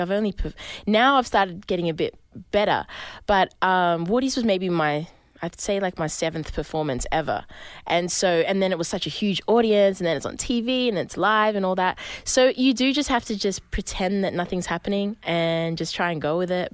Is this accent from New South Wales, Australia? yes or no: yes; Sydney, New South Wales, Australia; I'm from Sydney, from the city